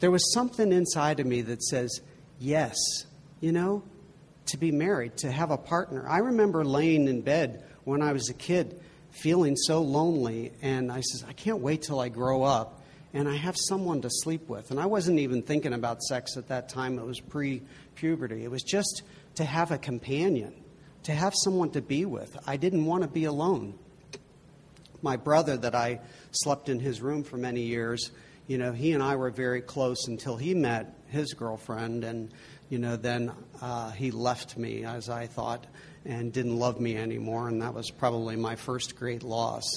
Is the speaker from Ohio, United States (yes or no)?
yes; Cincinnati, Ohio, United States; moved away; I grew up in Cincinnati, Ohio, and that's where Xavier University is